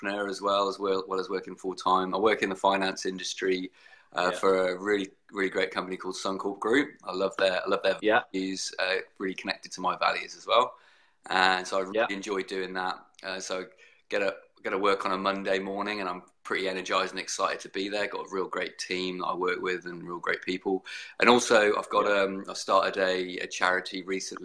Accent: Brighton, South East England, United Kingdom; moved away as an adult; also born or lived in Southampton, United Kingdom; now in Brisbane, Australia; I was born in Brighton in the UK

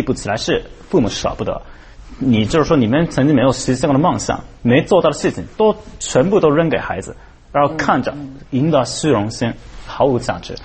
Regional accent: Japan; 我们日本的孩子是开打工的

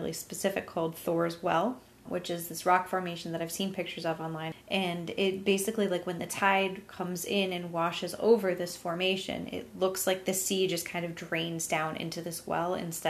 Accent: New England, United States; We grew up in New England.

